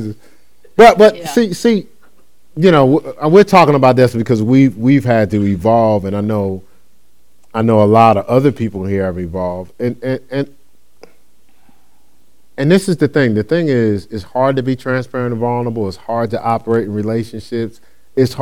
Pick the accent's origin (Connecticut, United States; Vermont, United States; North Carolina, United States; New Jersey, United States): New Jersey, United States; Newark; I grew up in Newark.